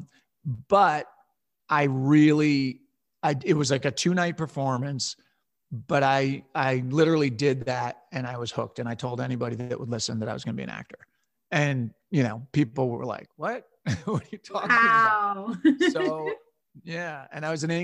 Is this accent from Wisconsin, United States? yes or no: no; Westchester County, New York, United States; So I grew up in Westchester County, New York, about an hour north of New York City.